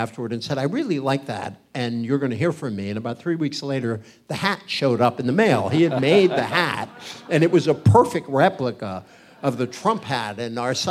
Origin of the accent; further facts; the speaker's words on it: Fall River, Massachusetts, United States; I grew up in a factory town in Massachusetts called Fall River.